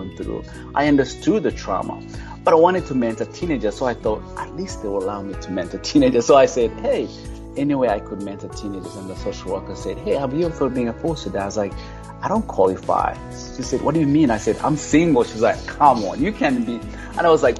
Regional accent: Uganda; also born or lived in Kampala; now in United States; I'm originally from Uganda, and I grew up, you know, among the poor of the poorest.

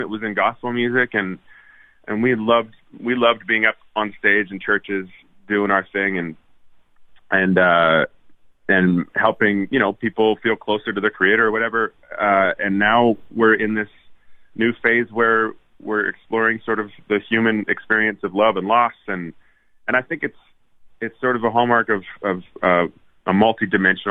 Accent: Winnipeg, Manitoba, Canada; moved away as an adult; also born or lived in Edmonton, Alberta; now in Nashville, United States; Moved to Winnipeg at that age, a little before 8, I guess. 9-ish. And lived in Winnipeg until I moved away, went to Nashville

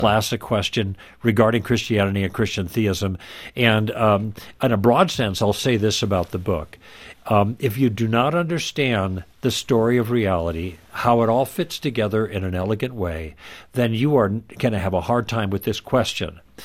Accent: Midwest, United States; moved away as an adult; also born or lived in Los Angeles; We were raised in the Midwest, but through different circumstances, we ended up in Los Angeles

